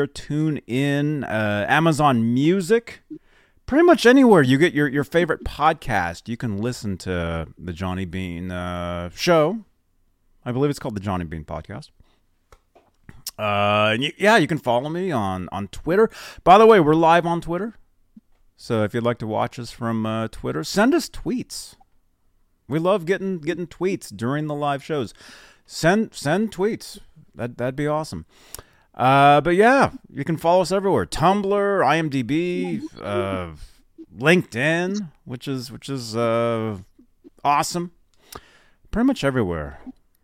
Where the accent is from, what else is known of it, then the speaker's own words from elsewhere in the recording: Phoenix, Arizona, United States; I was born in Phoenix